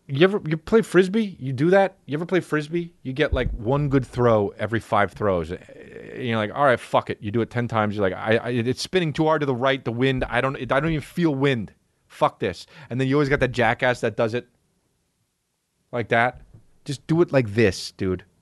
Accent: New Jersey, United States; when I was growing up in New Jersey

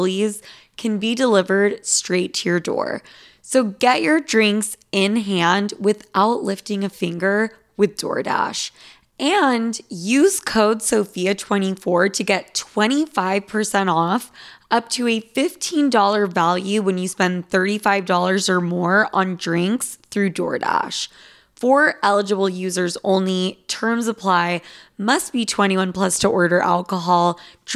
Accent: Utah, United States; I'm from Utah. Like a bunch of Mormons

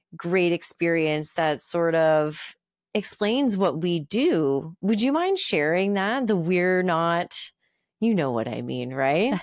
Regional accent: Moncton, New Brunswick, Canada; moved away; Moncton, my hometown, Moncton, New Brunswick

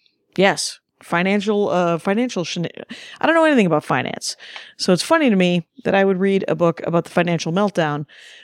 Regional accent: Jefferson, Wisconsin, United States; now in New Jersey, United States; I am also from Wisconsin, Jefferson specifically, went to St. Norbert. But I live in Jersey, so I similarly reference it constantly.

